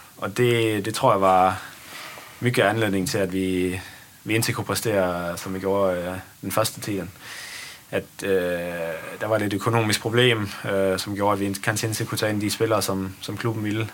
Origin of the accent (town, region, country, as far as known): Esbjerg, Southern Denmark, Denmark; born or raised there; Swedish is a second language; moved away as an adult; also born or lived in Netherlands / Gothenburg, Sweden; now in Sweden